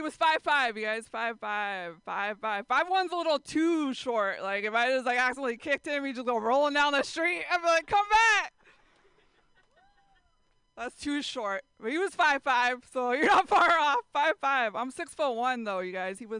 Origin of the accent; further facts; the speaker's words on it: San Jose, California, United States; San Jose, that's where I grew up